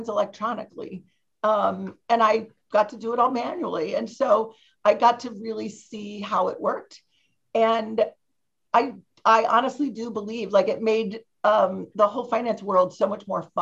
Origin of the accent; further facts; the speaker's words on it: Ohio, United States; moved away as an adult; I grew up in Ohio and I didn't go far away for college. I went to University of Dayton